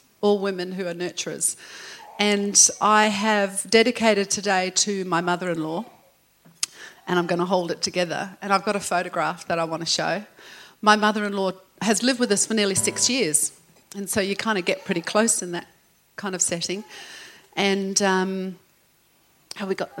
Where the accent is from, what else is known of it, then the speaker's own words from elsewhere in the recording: England, United Kingdom; now in Australia; I'm English